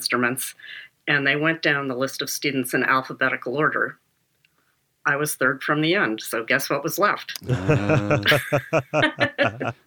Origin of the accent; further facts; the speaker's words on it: Chapel Hill, North Carolina, United States; also born or lived in Vienna, Austria; I'm from the South. I'm from North Carolina